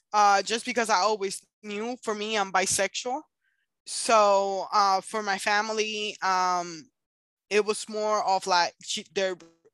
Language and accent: English; Puerto Rico; moved away; It wasn't until like I moved over here from Puerto Rico, and it was wild after that.